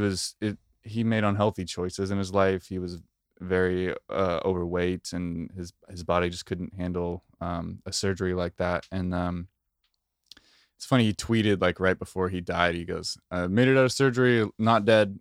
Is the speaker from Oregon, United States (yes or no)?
yes; Oregon, United States; I'm from Oregon. We're both, we both grew up ten minutes away from each other